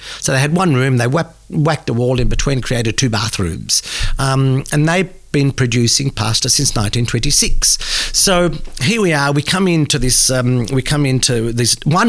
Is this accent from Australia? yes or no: yes; Australia; because, you know, we come from Australia.